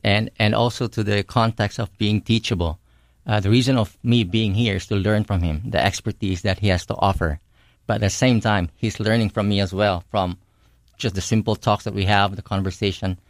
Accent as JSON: {"language": "English", "country": "Philippines", "tie": "born or raised there", "said": "growing up in the Philippines"}